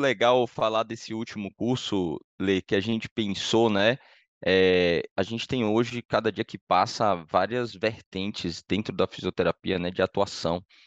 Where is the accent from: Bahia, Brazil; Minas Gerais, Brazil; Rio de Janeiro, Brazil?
Bahia, Brazil; Salvador; moved away as an adult; now in São Paulo, Brazil; eu sou de Salvador, né? Moro em São Paulo há 12 anos